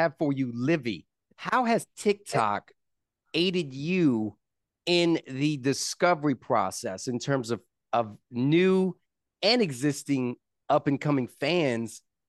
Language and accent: English; South Carolina, United States; I'm South Carolina born and raised. So shout out to the East Coast, right?